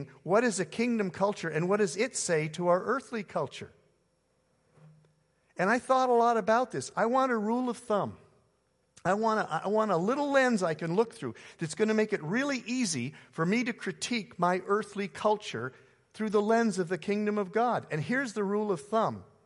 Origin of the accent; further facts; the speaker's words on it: Canada; now in United States; I'm a Canadian living in the U.S.